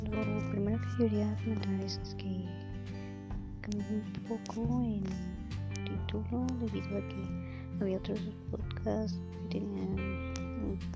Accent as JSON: {"language": "Spanish", "country": "Mexico"}